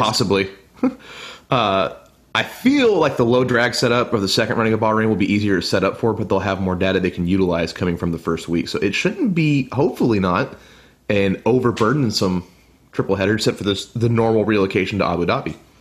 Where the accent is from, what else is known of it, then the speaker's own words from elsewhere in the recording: United States; me being an American